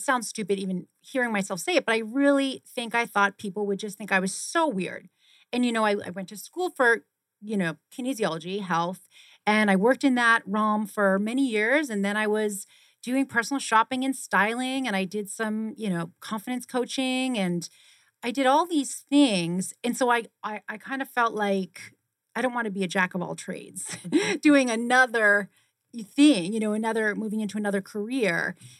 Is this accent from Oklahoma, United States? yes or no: no; Boston, Massachusetts, United States; born there; now in Arizona, United States; I was born in Boston, Massachusetts, and I went to school for kinesiology and exercise science and physiology in New Hampshire.